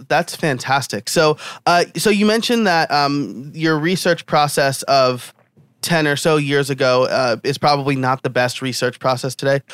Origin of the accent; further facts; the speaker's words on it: New York, United States; being a New Yorker myself.